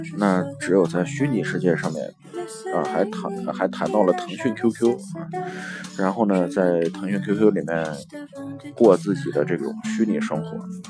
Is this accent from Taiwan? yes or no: no; China; 我们中国的父母